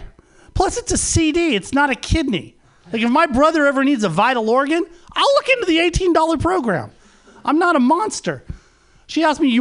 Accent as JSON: {"language": "English", "town": "Los Angeles", "region": "California", "country": "United States", "tie": "born or raised there", "also_born_or_lived": "San Francisco Bay Area", "moved": "as an adult", "lives_now": "San Francisco, United States", "said": "I was born and raised in Los Angeles"}